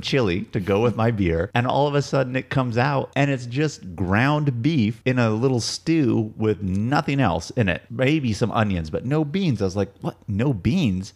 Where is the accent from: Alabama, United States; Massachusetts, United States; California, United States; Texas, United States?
California, United States; you're born and raised in California your whole life